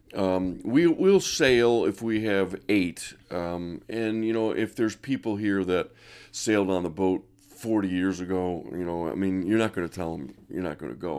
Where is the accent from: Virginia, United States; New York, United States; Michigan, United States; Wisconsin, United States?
New York, United States; Rochester; I was raised in Monroe County, i, around Genesee Valley Park